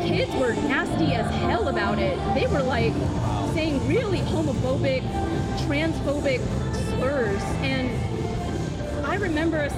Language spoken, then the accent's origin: English; the American South, Georgia, United States; growing up in the American South, you know, basically, there's not a lot of Buddhists